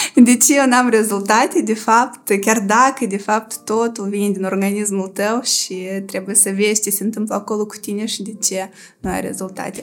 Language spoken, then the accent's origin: Romanian; Moldova